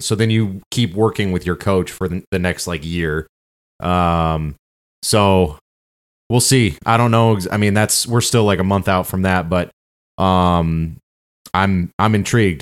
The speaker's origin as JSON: {"language": "English", "region": "Michigan", "country": "United States", "said": "We're from Michigan"}